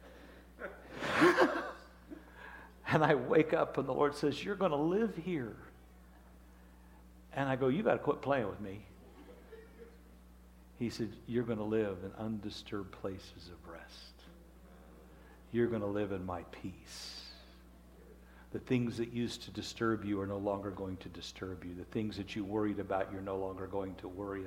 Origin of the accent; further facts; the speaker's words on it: Wichita, Kansas, United States; I'm from Wichita, Kansas